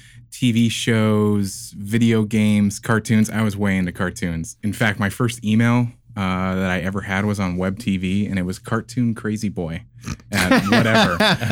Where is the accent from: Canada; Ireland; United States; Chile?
Ireland; I'll I'm Irish, it so it's that, you know.